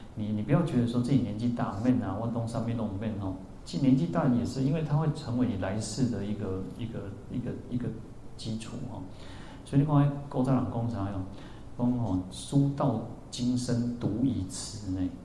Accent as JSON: {"language": "Chinese", "region": "central-southern Taiwan", "country": "Taiwan", "also_born_or_lived": "Yuanlin", "said": "因为我我是中南部人嘛，我们对北部不熟哦"}